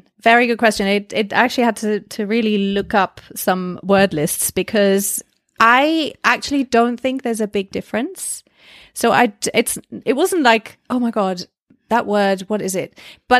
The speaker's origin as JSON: {"language": "English", "country": "Germany", "also_born_or_lived": "United Kingdom", "first_language": "German", "second_language": "English", "moved": "as an adult", "lives_now": "United States", "said": "So I'm originally from Germany, but moved to the UK and then 10 years ago to the States."}